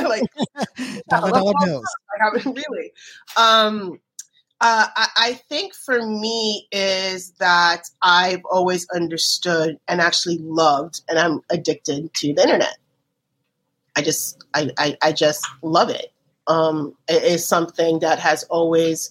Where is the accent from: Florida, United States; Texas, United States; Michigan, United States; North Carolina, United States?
Florida, United States; Miami; I grew up in Miami